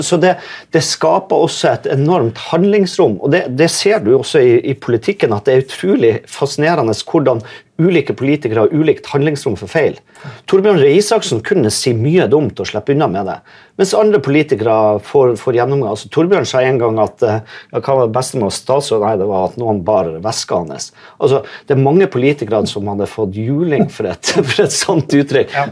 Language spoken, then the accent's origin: Norwegian; Vesterålen, Nordland, Norway; jeg er jo fra Vesterålen